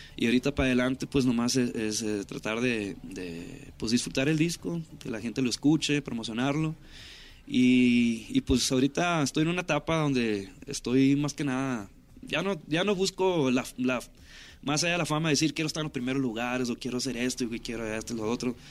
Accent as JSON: {"language": "Spanish", "town": "Ciudad Obregón", "region": "Sonora", "country": "Mexico", "tie": "born or raised there", "moved": "as an adult", "lives_now": "Los Angeles, United States", "said": "crecí en Ciudad Obregón ahí. Soy nacido en, California"}